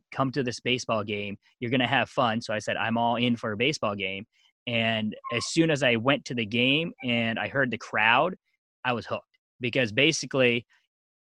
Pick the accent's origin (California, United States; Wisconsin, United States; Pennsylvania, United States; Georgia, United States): Pennsylvania, United States; Eastern; also born or lived in South Korea; I grew up most of my life in Eastern Pennsylvania.